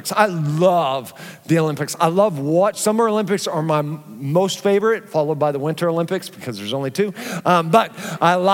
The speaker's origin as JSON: {"language": "English", "country": "Philippines", "tie": "born there", "said": "Um, I was born in the Philippines, not having to fill buckets with water and boiling some over a stovetop was such a big surprise for me."}